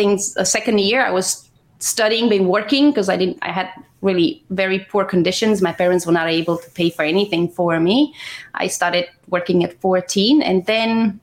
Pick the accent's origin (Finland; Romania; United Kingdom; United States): Romania; moved away; I was born in Romania. I was born in Romania